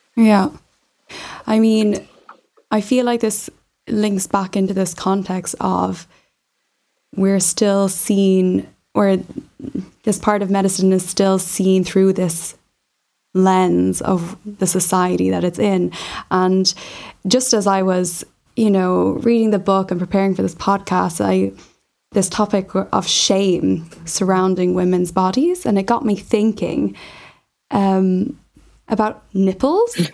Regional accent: Ireland; I'm from Ireland

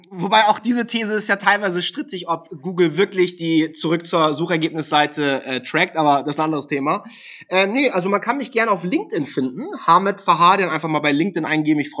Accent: Hamburg, Germany; Ich war ein SEO-Experte, ich komme aus Hamburg, war natürlich logisch, dass ich als SEO-Experte da auf Platz 1 will.

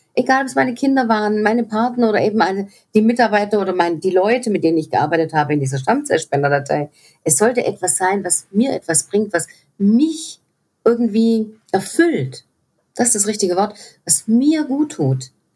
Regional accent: Swabia, Germany; ich komme aus dem Schwäbischen auch noch, Heus-, Schaffe, Schaffe, Häusle-Bauer

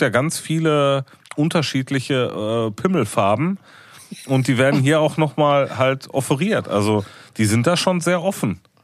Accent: Ruhr area, North Rhine-Westphalia, Germany; wir sind aus dem Pott

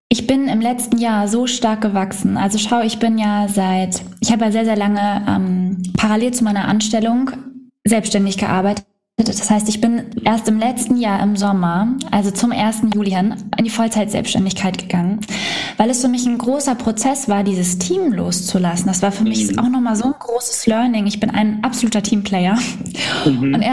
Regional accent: Schwedeneck, Schleswig-Holstein, Germany; Ja, nicht ganz, genau, äh, Schwedeneck.

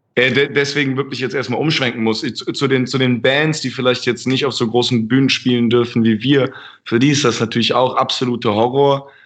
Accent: Germany; ich bin ja Deutscher

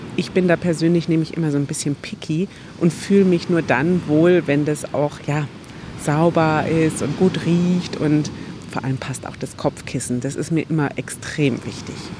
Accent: Germany; bei uns in Deutschland

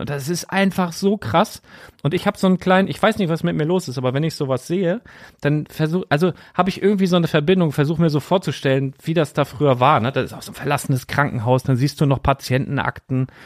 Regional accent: Lüneburg, Lower Saxony, Germany; also born or lived in Bardowick; ich bin ja in Lüneburg geboren und habe dann von 0 bis 5 hier in Badewig in einem ganz alten Haus gewohnt

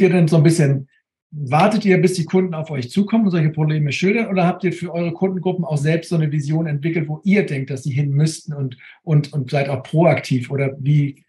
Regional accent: Neumünster, Schleswig-Holstein, Germany; hier bei uns bei den Stadtwerken in Neumünster, da wo ich herkomme

